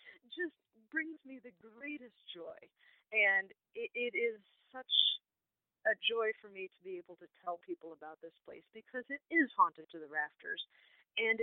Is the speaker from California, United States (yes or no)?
no; Chicago suburbs, Illinois, United States; now in Peoria, United States; I grew up about 2.5 hours north in the Chicago suburbs